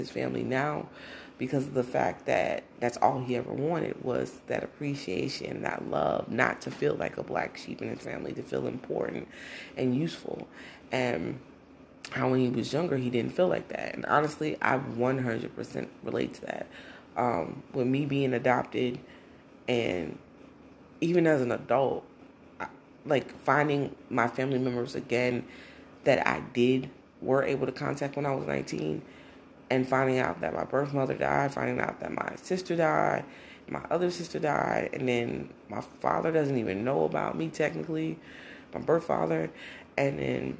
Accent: Brownsville, New Jersey, United States; also born or lived in Newark; I was born in Newark, but I was raised in Brownsville, New Jersey.

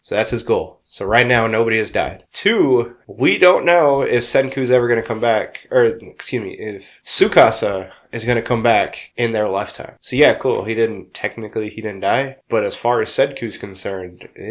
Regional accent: Wisconsin, United States; We're from Wisconsin.

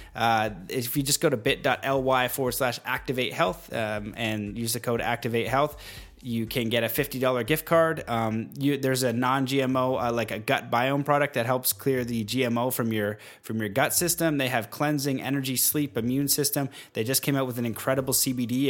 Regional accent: Canada; being Canadian

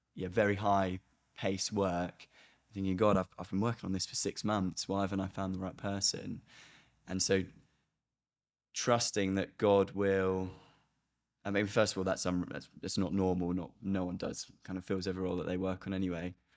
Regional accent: United Kingdom; being a British person

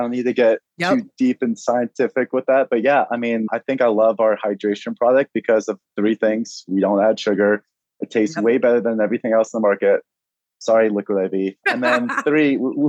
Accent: Maine, United States; also born or lived in Boston / Santa Barbara; So I grew up actually, I was born in Boston, raised in Maine for a little bit, then jetted out to Santa Barbara, which I love.

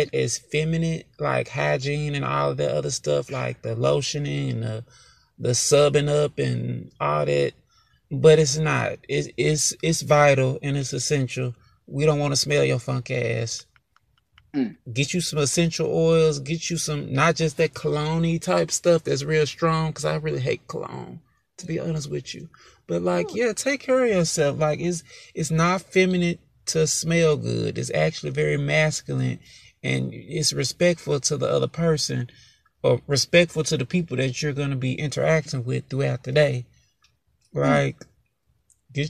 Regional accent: the South, United States; I'm from the South, y'all

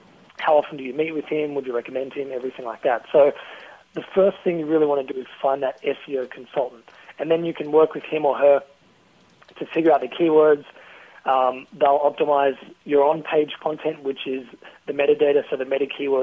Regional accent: Australia; accent: Aussie; my Aussie accent

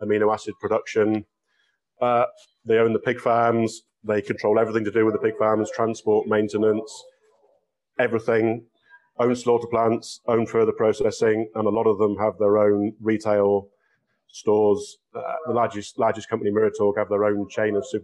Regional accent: England, United Kingdom; moved away as an adult; Growing up in England

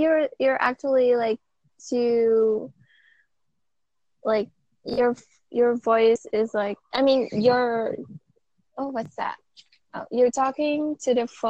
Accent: Philippines; I'm 21. I'm from the Philippines.

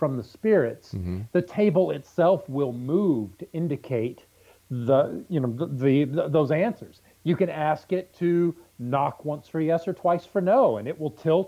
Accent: Southeast Texas, United States; I'm from Southeast Texas

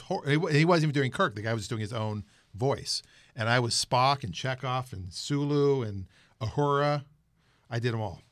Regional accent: Pittsburgh, Pennsylvania, United States; now in Seattle area, United States; I'm originally from the Pittsburgh area

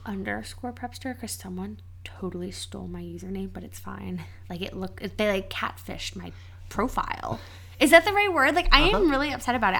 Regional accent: Cincinnati, Ohio, United States; Cincinnati, Ohio.

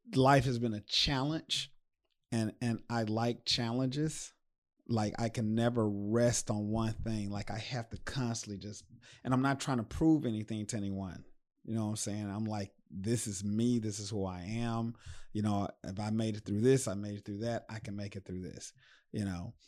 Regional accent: United States; I'm from Sunnyside

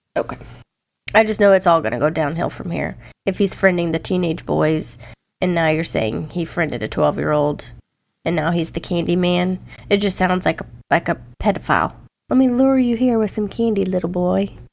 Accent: Louisiana, United States; born or raised there; also born or lived in Iowa

